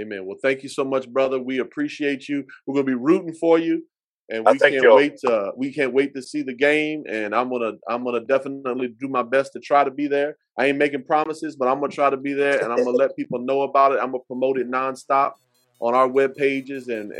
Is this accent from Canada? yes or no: no; Vietnam; I grew up in Vietnam, and then my wife went to Garfield High School